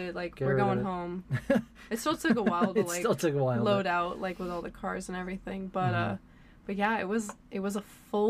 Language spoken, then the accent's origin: English; San Diego, California, United States; since we're from San Diego